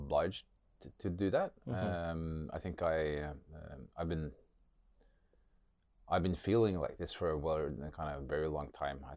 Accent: Norway; also born or lived in Sunnyvale, California; I grew up in Norway

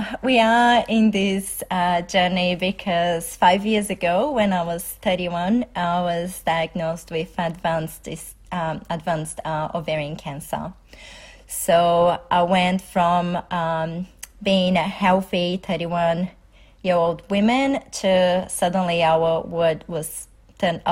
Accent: Brazil; moved away as an adult; now in Melbourne, Australia; I'm originally from Brazil, so I have been in Australia for

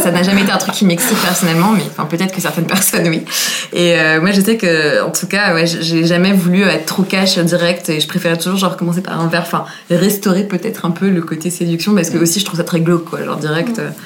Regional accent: Versailles, Île-de-France, France; je viens de Versailles

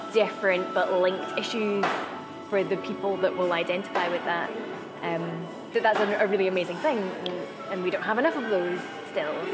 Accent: Glasgow, Scotland, United Kingdom; I'm Scottish. Um, I've lived in Glasgow since I was one

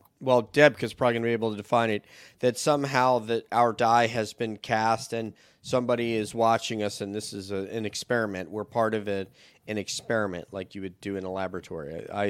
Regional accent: New York, United States; moved away; my childhood home back in New York

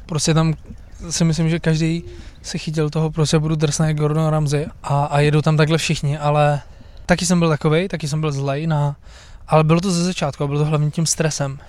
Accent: Brno, South Moravian Region, Czechia; já jsem původně z Brna

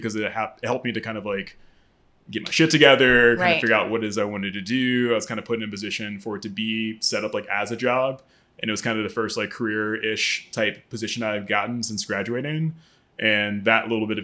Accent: Maryland, United States; moved away as an adult; also born or lived in New York / Los Angeles; I pretty much moved here when I was like 4 or 5, so most of my memories are of Maryland and growing up here. I would very much say that I'm from here

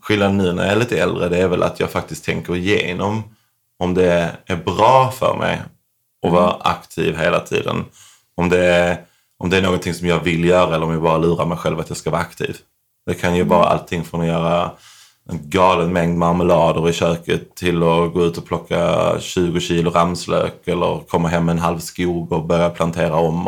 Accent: Sweden; moved away as an adult; Här hemma växte jag upp

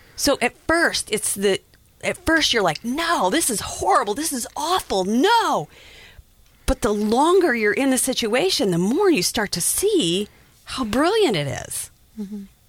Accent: Wyoming, United States; I'm from Wyoming, so I had been around Native Americans for a long time

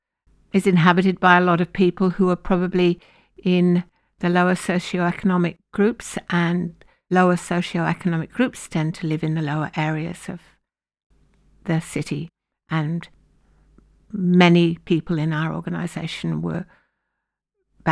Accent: United Kingdom; now in Lismore, Australia; being British

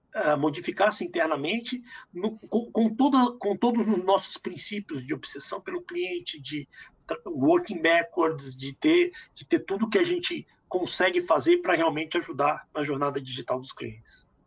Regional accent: Brazil

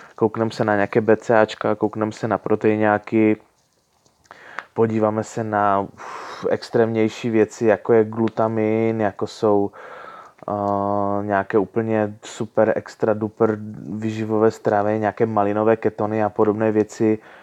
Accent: Ostrava, Moravian-Silesian Region, Czechia; now in Prague, Czech Republic; Původně jsem z Moravy, nebo spíš ze Slezska, k- okolo Ostravy

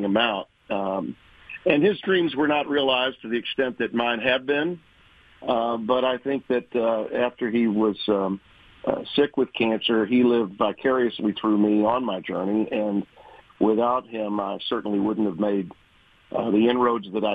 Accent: Shreveport, Louisiana, United States; Shreveport, Louisiana, my hometown

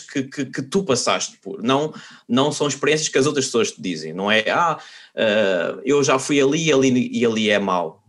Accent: Portugal; moved away as an adult; also born or lived in Spain; now in Netherlands; nós somos portugueses e nós, por natureza, somos um povo um bocado pessimista

